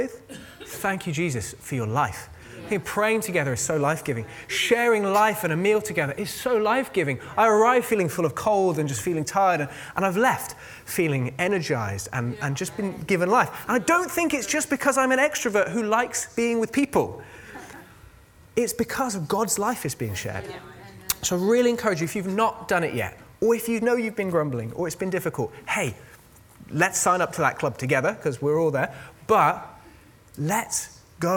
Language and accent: English; United Kingdom; we're all British